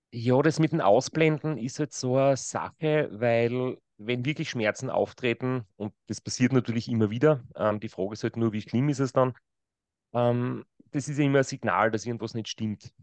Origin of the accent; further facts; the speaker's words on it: Kraubath an der Mur, Styria, Austria; now in Graz, Austria; nach Graubad an der Mur gegangen. Das ist mein Ort, wo ich aufgewachsen bin.